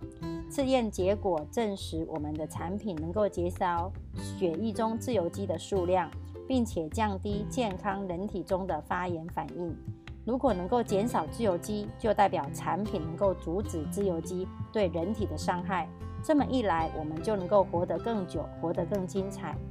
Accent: Miaoli, Miaoli County, Taiwan

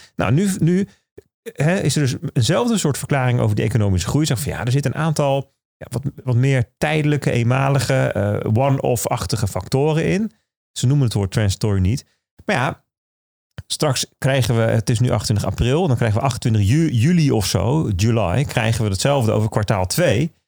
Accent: Netherlands; als Nederlander

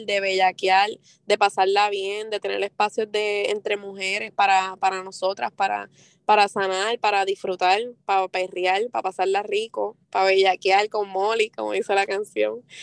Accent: Vega Baja, Puerto Rico; also born or lived in Mayagüez / Río Piedras; de dónde soy, salgo de Vega Baja, de Mayagüez, también he estado por Río Piedra

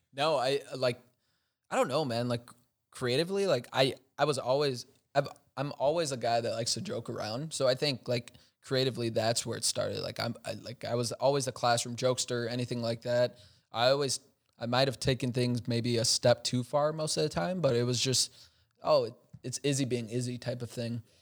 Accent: Chicago, Illinois, United States; now in Milwaukee, United States; I'm originally from Chicago

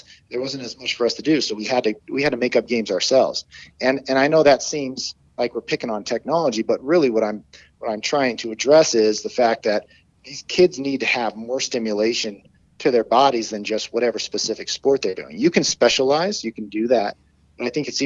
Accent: Colorado, United States; where I grew up in Colorado

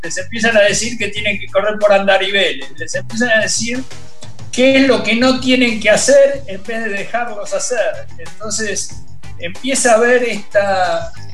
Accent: Argentina; represento al rugby argentino. O sea, soy reconocido eh, como, como argentino

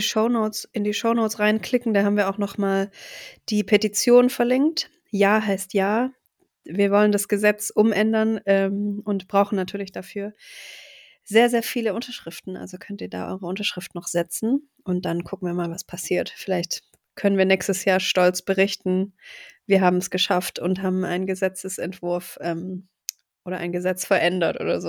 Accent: Stuttgart, Baden-Württemberg, Germany; dass Stuttgart eben meine Heimat ist

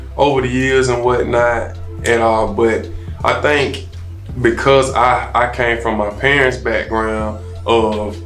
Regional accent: Selma, Alabama, United States; staying true to my roots. I'm from Selma, Alabama.

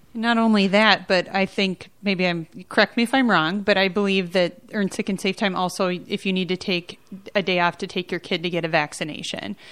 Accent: Duluth, Minnesota, United States; I'm from Duluth

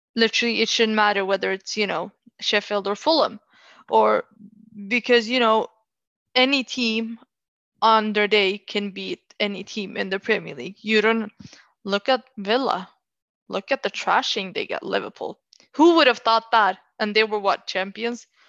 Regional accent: Oslo, Norway; I'm from Oslo, uh, whenever I live there

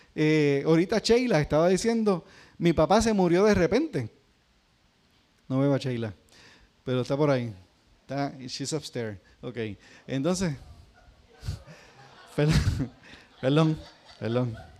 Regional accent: Puerto Rico; los que somos puertorriqueños

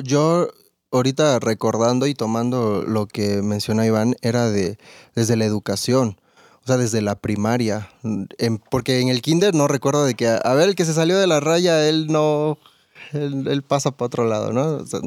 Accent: Campeche, Mexico; now in Querétaro, Mexico; yo soy de Campeche

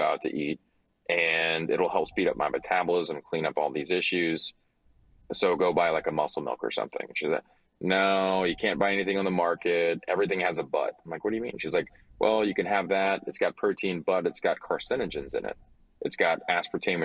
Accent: Louisiana, United States; I'm from Louisiana

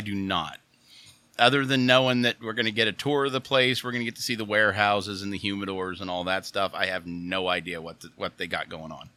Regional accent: Oil City, Pennsylvania, United States; I'm originally from Oil City, Pennsylvania

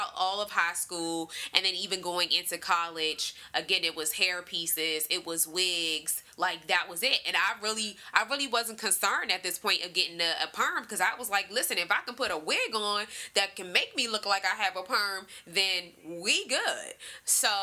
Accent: Washington, District of Columbia, United States; growing up in Washington, D.C.

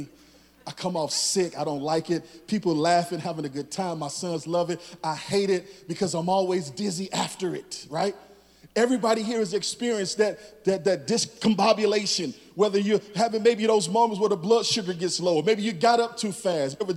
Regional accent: Chicago, Illinois, United States; moved away; I'm from Chicago.

